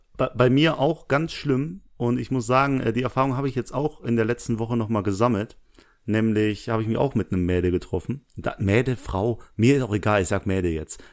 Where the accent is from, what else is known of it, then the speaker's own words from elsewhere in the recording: Essen, North Rhine-Westphalia, Germany; moved away; nein, ich komme aus Essen.